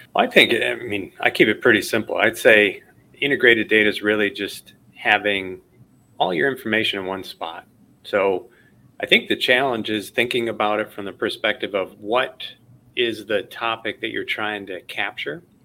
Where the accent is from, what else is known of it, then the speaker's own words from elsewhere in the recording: Chicago, Illinois, United States; I grew up in Chicago, watching that all the time on WGN.